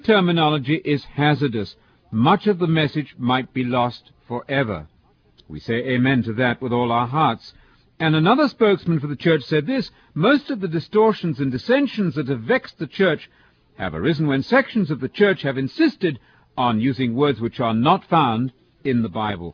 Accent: England, United Kingdom; now in United States; You've probably detected that my accent is foreign. I'm from England, of course

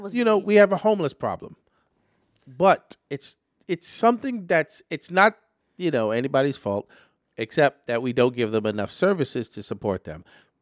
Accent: New York City, New York, United States; New York City is my hometown. Regardless of how many places I was bounced around in my youth to get here, I have chosen to live and own property in New York City.

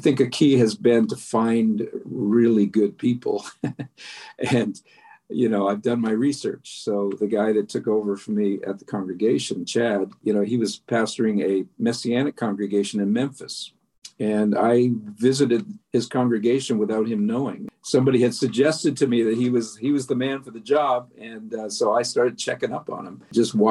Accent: Canada; I'm a Canadian

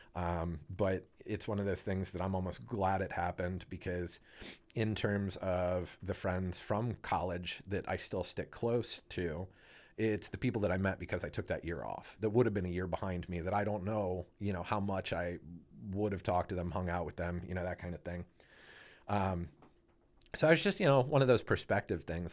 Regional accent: Canton, Ohio, United States; I grew up in Canton

